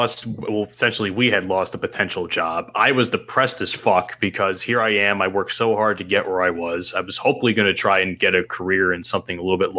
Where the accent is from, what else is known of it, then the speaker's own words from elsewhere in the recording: New Jersey, United States; I'm from New Jersey.